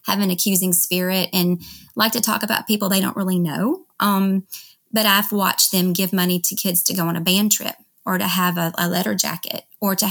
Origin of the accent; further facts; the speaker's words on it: Memphis, Tennessee, United States; moved away as an adult; also born or lived in Dallas, Texas; now in Texas, United States; I'm from Memphis, and we ended up moving back there.